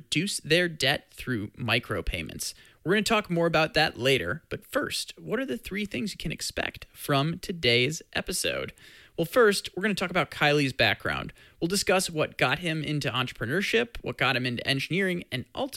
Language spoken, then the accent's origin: English; St. Louis, Missouri, United States; You and I, we're both from St. Louis